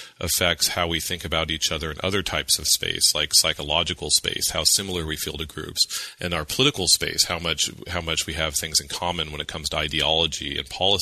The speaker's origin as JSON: {"language": "English", "region": "California", "country": "United States", "tie": "born or raised there", "moved": "yes", "lives_now": "Massachusetts, United States", "said": "I was born and raised in California"}